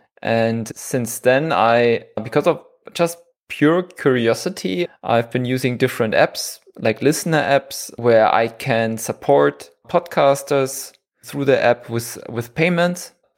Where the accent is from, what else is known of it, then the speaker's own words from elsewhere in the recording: Munich, Bavaria, Germany; moved away as an adult; now in Switzerland; I'm from Germany. Okay. From Munich.